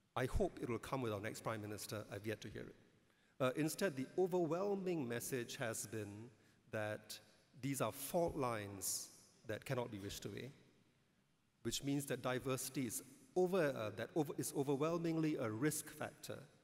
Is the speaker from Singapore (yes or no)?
yes; Singapore; as an Indian, I'm glad I've grown up in a society that has Malays and Chinese